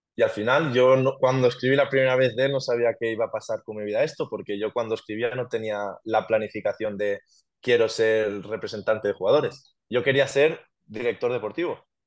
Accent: Genovés, Valencian Community, Spain; yo empecé a jugar en mi pueblo, en Genovés

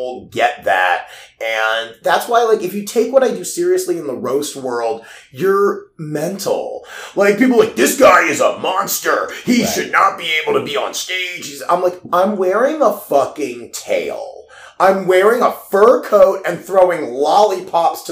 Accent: Baltimore, Maryland, United States; moved away as an adult; also born or lived in Pittsburgh; I grew up in Baltimore

